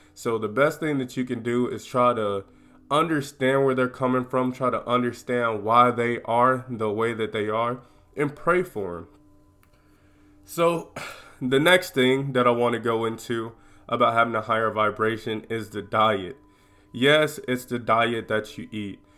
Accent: United States; I'm from America

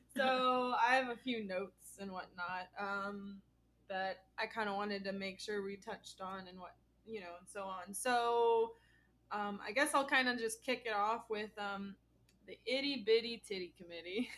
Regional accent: Florida, United States; I'm born and raised in Florida

